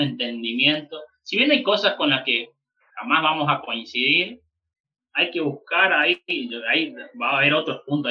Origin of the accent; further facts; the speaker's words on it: Chaco, Argentina; moved away; iba a Chaco también, a mi pueblo, o sea, dentro de Chaco y después puntualmente a mi pueblo, donde yo nací